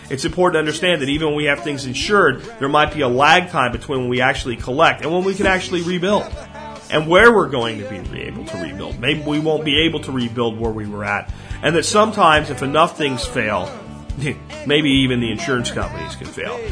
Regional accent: Pennsylvania, United States; places where I grew up in Pennsylvania

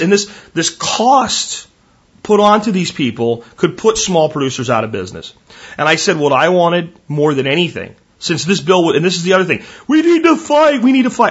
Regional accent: Texas, United States; I am from Texas

